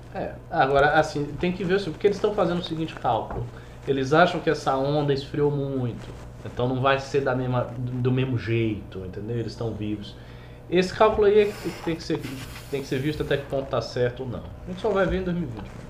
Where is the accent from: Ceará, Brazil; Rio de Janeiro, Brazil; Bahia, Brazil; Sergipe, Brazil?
Bahia, Brazil; moved away as an adult; also born or lived in Salvador; now in São Paulo, Brazil; como baiano